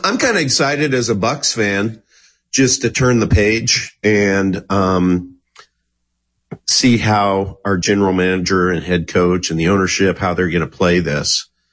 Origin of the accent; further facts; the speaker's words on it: Kansas, United States; I'm from Kansas